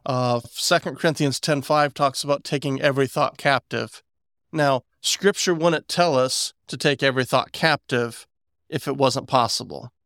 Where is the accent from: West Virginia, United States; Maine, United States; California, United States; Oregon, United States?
West Virginia, United States; I'm from West Virginia